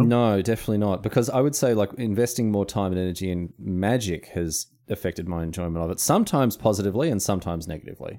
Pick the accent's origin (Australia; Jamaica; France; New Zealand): Australia; I'm Australian. I don't speak American English